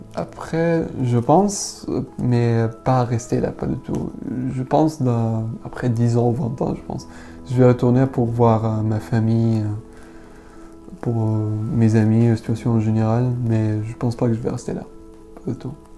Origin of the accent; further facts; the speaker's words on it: Syria; French is a second language; moved away as an adult; now in Paris, France; quand j'ai quitté Syrie, j'avais 18 ans